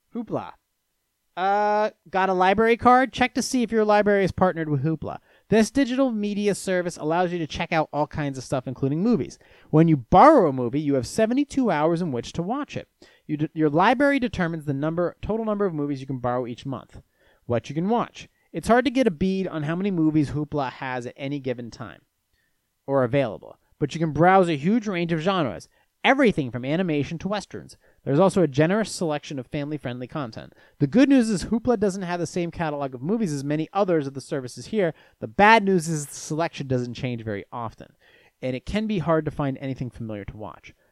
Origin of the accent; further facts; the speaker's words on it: Venice, Florida, United States; I was born in Venice, Florida